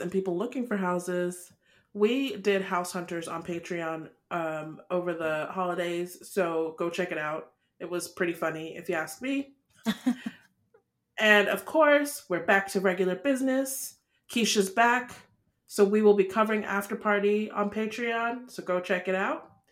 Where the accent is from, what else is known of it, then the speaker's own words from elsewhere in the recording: Nigeria; we're Nigerian